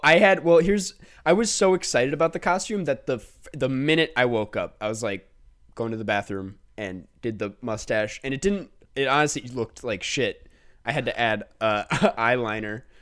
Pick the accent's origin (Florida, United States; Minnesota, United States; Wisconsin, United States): Minnesota, United States; Inver Grove Heights; Minnesota, my home state